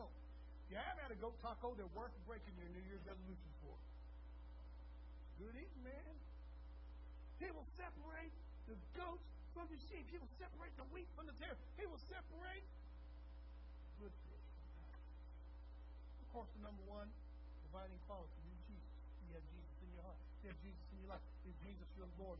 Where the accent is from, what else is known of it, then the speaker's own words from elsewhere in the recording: Texas, United States; we're from Texas, so when we say cattle, we often think of longhorns